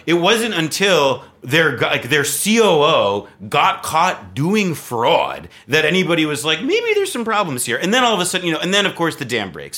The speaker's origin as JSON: {"language": "English", "region": "East Coast", "country": "United States", "tie": "born or raised there", "also_born_or_lived": "New Jersey / Berkeley, California", "moved": "as an adult", "lives_now": "Brooklyn, United States", "said": "I grew up on the East Coast"}